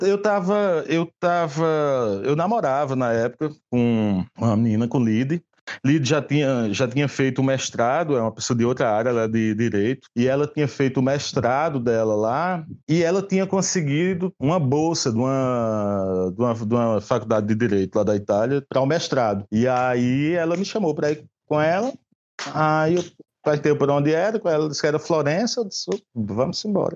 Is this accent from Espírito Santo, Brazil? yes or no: no; Patos, Paraíba, Brazil; eu sou sertanejo, né? Eu sou do sertão da Paraíba, Patos.